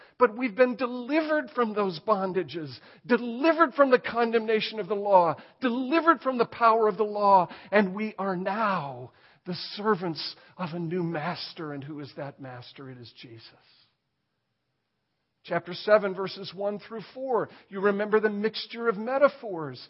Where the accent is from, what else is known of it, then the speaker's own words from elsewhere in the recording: United States; I'm an American.